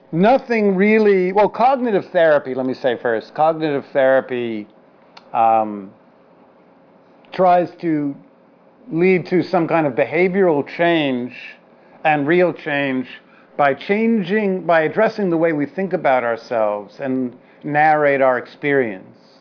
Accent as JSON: {"language": "English", "town": "New York City", "region": "New York", "country": "United States", "said": "I'm a Jew from the Upper West Side and then from the Lower East Side"}